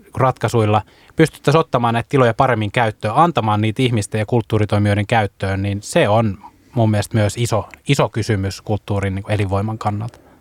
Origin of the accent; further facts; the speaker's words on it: Vaasa, Ostrobothnia, Finland; mä tuun itse Vaasasta